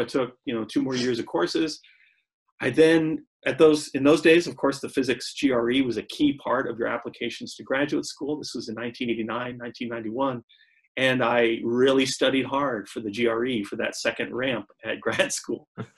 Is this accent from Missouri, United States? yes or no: yes; St. Louis, Missouri, United States; also born or lived in Zurich, Switzerland; now in Michigan, United States; I'm from St. Louis